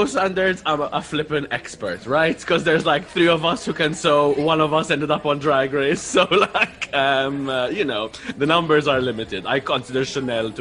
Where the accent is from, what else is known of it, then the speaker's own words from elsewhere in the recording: Malta; I'm from Malta.